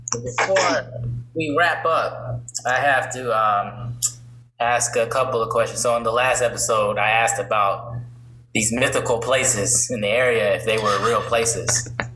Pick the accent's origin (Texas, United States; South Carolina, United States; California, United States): South Carolina, United States; Columbia; growing up in Columbia